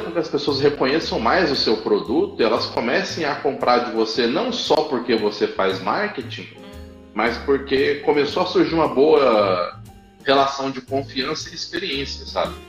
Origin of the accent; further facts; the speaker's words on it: São Paulo, Brazil; moved away as an adult; Tô de São Paulo, voltei pra minha terra depois de muito tempo